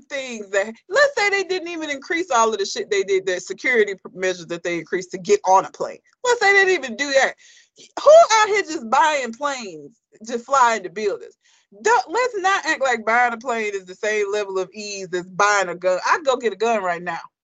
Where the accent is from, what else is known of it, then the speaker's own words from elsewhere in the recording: United States; it's embarrassing to be from here